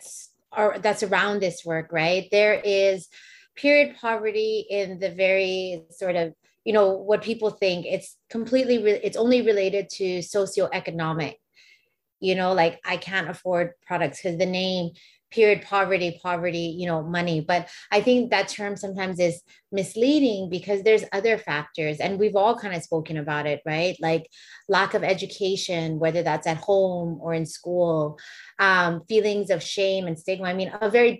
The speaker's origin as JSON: {"language": "English", "town": "Waimanalo", "region": "Hawaii", "country": "United States", "tie": "born or raised there", "said": "we grew up in Waimanalo on Hawaiian homelands"}